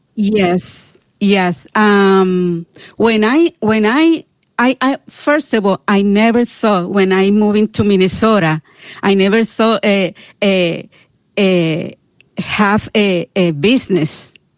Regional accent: Puerto Rico; I'm from Puerto Rico.

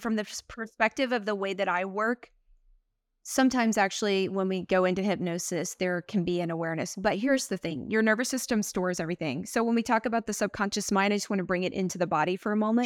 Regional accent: Texas, United States; moved away as an adult; also born or lived in Greece / Taiwan / New York; I was born in Texas, and it's just a very kind of, the collective is quite a bit religious

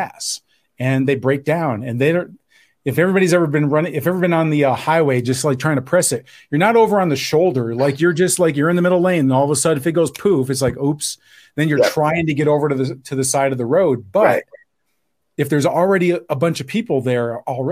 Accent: New York, United States; I'm from New York

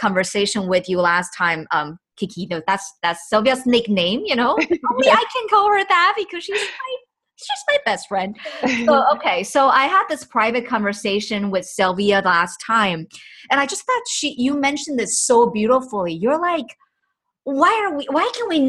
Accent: Taiwan; me included, growing up in Taiwan

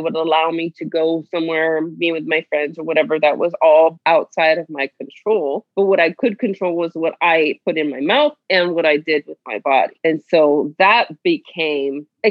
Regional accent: Miami, Florida, United States; I grew up in Miami, Florida

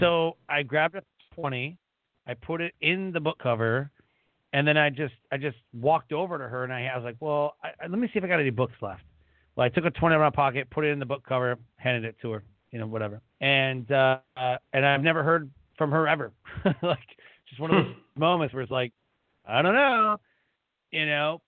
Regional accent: Detroit, Michigan, United States; we grew up in Detroit, didn't really have a lot either

